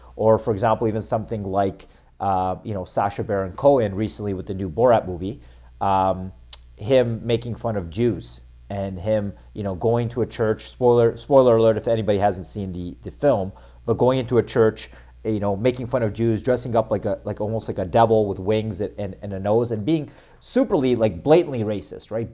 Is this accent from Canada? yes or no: yes; Toronto, Ontario, Canada; living in Canada, growing up in Toronto